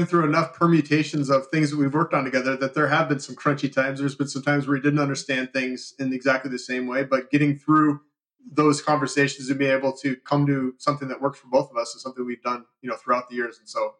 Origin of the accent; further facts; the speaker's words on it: Madison, United States; I was living in Madison, my hometown